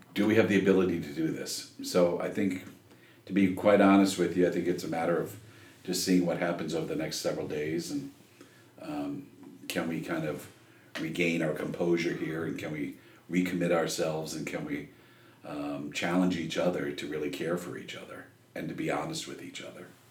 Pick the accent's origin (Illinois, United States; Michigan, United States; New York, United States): Michigan, United States; moved away; I grew up in Michigan